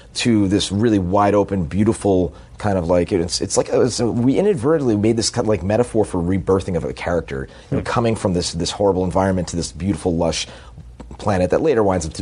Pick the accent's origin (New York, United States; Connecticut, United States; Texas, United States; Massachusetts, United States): Massachusetts, United States; Boston; moved away; also born or lived in Southern California; I'm from Boston, and I was used to living in Southern California